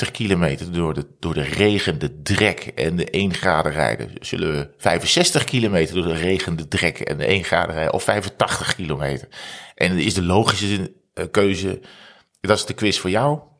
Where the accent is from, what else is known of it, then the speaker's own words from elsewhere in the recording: North Brabant, Netherlands; Ja, ik kom uit Brabant. uit Brabant.